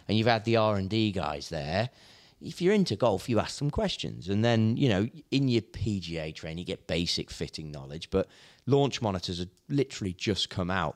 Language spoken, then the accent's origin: English; Hoylake, North West England, United Kingdom; moved away as an adult; also born or lived in The Belfry, Warwickshire; I'm from the Wirral, so I grew up in Hoylake.